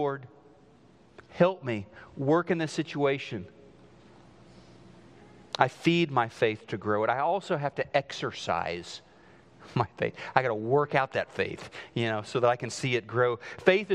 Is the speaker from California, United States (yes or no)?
no; southwest Missouri, United States; moved away; they built this house just outside of my hometown in southwest Missouri